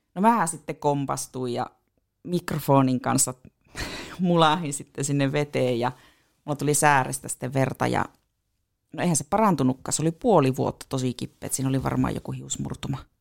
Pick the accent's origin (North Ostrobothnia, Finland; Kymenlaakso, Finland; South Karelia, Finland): North Ostrobothnia, Finland; Puolanka; also born or lived in Tornio; now in Oulu, Finland; minä oon Puolangalta kotoisin